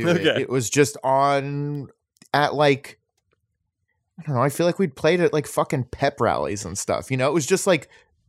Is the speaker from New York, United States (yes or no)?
no; Florida, United States; maybe it's just because I grew up in Florida.